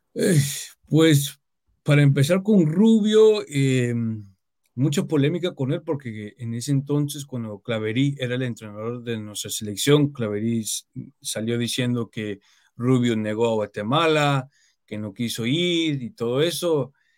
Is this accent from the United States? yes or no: yes; United States; yo, nací acá en Estados Unidos, pero aparte de eso me considero como un guatemalteco más